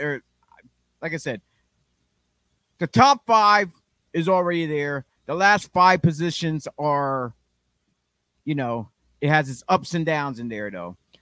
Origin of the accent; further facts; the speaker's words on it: Philadelphia, Pennsylvania, United States; We're from Philly, effing Philly.